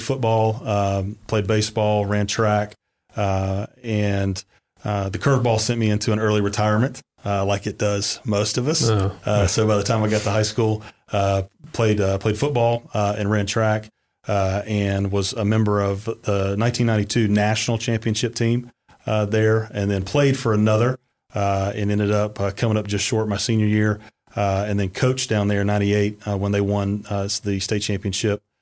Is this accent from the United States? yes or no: yes; Valdosta, Georgia, United States; originally, I'm from Valdosta, Georgia